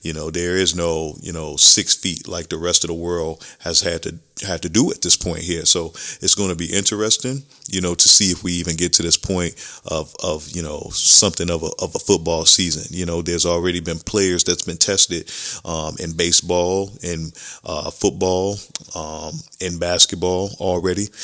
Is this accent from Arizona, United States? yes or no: no; Chicago, Illinois, United States; growing up in Chicago